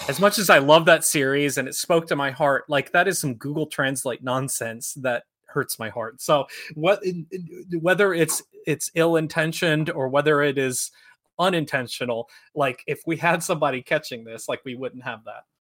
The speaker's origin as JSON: {"language": "English", "region": "South Dakota and Minnesota", "country": "United States", "tie": "born or raised there", "also_born_or_lived": "Sioux Falls, South Dakota", "said": "where I grew up in South Dakota and Minnesota"}